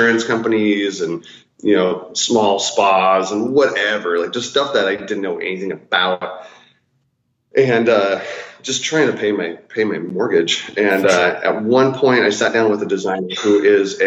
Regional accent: United States; also born or lived in North Dakota / South Dakota / Sioux Falls, South Dakota; I grew up in North Dakota and South Dakota, kind of split time between the two states

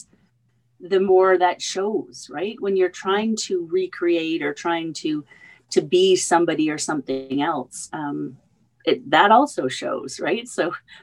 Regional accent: Canada; I'm another Canadian

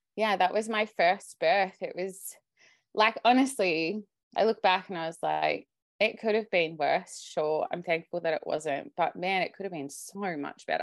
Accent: Sydney, New South Wales, Australia; I'm Australian, I live, I grew up in Sydney

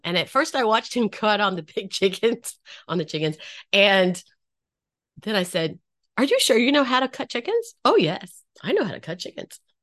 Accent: North Carolina, United States; I grew up in North Carolina.

